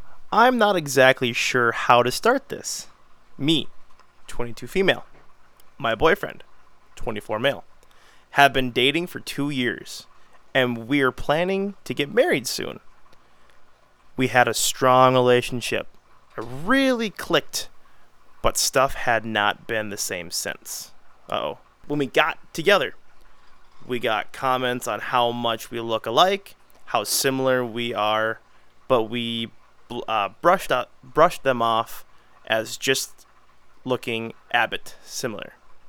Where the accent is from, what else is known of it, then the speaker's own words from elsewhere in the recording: England, United Kingdom; I'm English, and my boyfriend, Spanish.